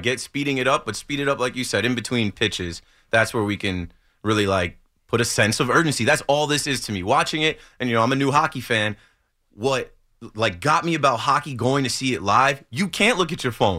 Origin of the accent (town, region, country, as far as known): Ocean Township, New Jersey, United States